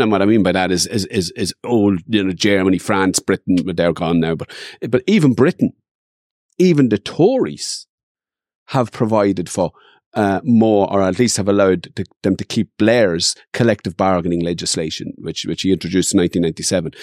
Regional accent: Dundalk, Leinster, Ireland; I grew up in Dundalk and there was always fights.

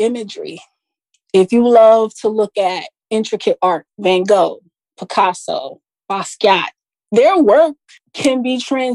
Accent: Jersey City, New Jersey, United States; I am a Jersey girl, actually. I was born and raised in Jersey City, New Jersey.

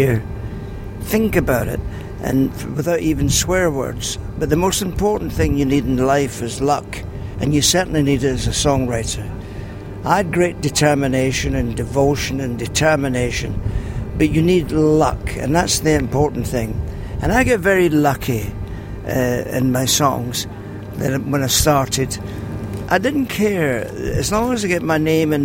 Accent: Glasgow, Scotland, United Kingdom; moved away as an adult; also born or lived in South Africa; I was born in Govan Shipyards and went to the shipyards with Billy Connolly and Alex Ferguson

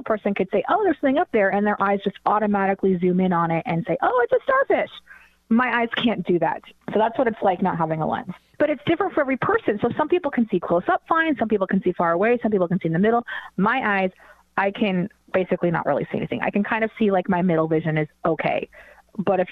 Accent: around Portland, Oregon, Washington, United States; also born or lived in Denver, Colorado; We then moved back to where my parents were from, which is Washington State. And I had my second set of surgeries in Portland, Oregon, about around where I grew up.

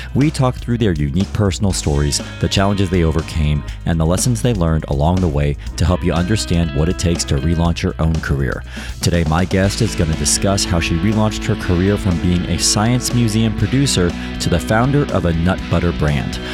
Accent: United States; now in United Kingdom; as an American

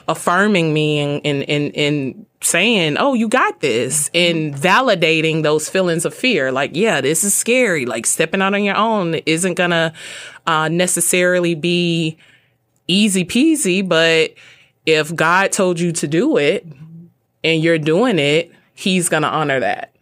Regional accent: Birmingham, Alabama, United States; I grew up in Birmingham, Alabama.

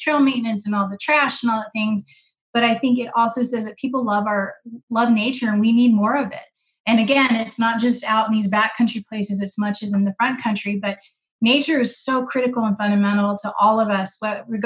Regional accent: Virginia, United States; I actually grew up in the East. I grew up in Virginia, but my family was from Austin and Texas and all over the Southwest

